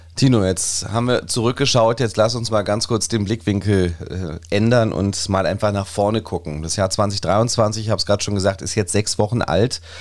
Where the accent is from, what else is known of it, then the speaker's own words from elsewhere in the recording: Berlin, Germany; wir erkennen natürlich an als Berliner